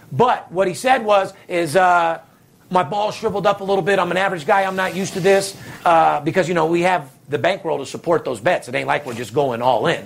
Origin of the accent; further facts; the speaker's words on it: Las Vegas, Nevada, United States; I'm the only guy, third generation, born and raised in Las Vegas